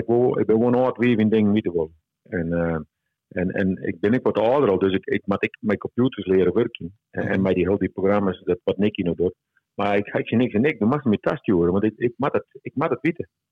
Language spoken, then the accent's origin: Dutch; Friesland, Netherlands; accent: Frisian; Praat ik gewoon Fries